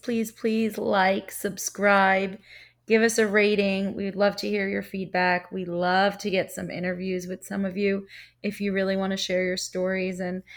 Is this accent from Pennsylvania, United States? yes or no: no; Staten Island, New York, United States; accent: Staten Island; Oh yeah, I definitely got rid of the accent. It was bad too. I'm from Staten Island, so I had a hardcore Staten Island accent.